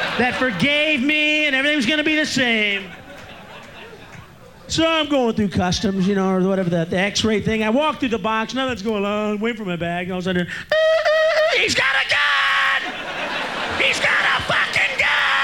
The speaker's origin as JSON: {"language": "English", "region": "Midwest", "country": "United States", "moved": "yes", "lives_now": "Los Angeles, United States", "said": "I'm from the Midwest, from that Bible. I'm from one of the notches in the Bible Belt"}